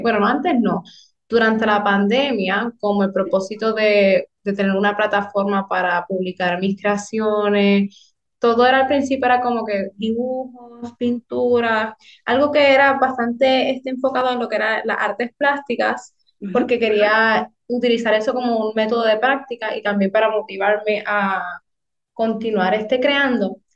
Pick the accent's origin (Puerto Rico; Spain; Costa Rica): Puerto Rico; Hatillo; soy del pueblo de Atillo